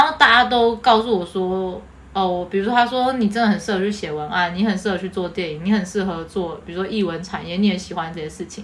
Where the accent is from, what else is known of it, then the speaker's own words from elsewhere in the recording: Taiwan; accent: Taiwanese Mandarin; 讲台湾国语